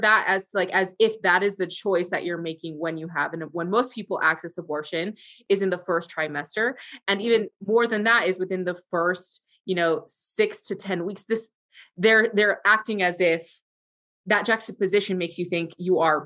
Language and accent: English; Iowa, United States; I grew up in the Midwest. I'm from Iowa